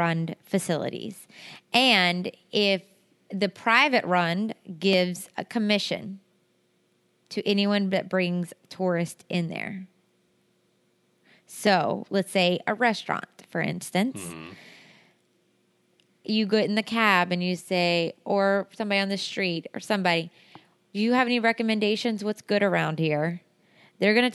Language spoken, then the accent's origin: English; United States; we're like, America